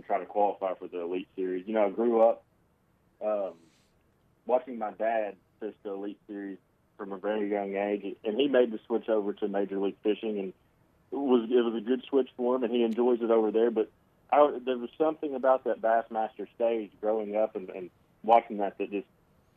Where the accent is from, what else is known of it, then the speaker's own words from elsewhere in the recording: Hot Springs, Arkansas, United States; moved away as an adult; now in Montevallo, United States; I'm from Hot Springs, Arkansas. I'm not used to the big city life